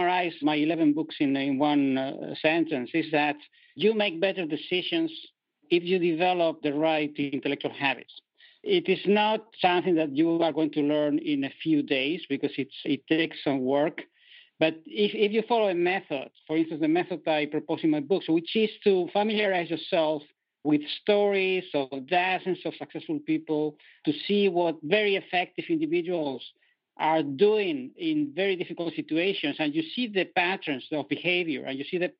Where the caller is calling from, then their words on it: Netherlands; accent: European; I'm calling from Europe, from the Netherlands today. So you will feel my European accent